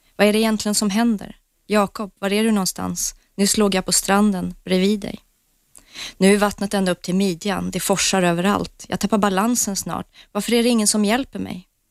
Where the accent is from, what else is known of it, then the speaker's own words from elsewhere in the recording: England, United Kingdom; moved away; jag är uppvuxen i England